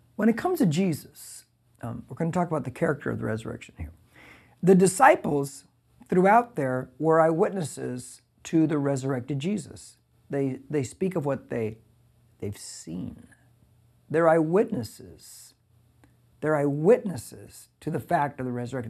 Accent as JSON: {"language": "English", "country": "United States", "said": "I'm an American. Because I'm an American citizen"}